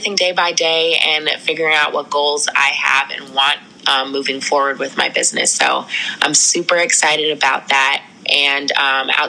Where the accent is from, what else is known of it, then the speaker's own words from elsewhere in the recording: Washington, District of Columbia, United States; also born or lived in New York City; I was born in New York City, but have lived in the Washington, D.C. area majority of my life.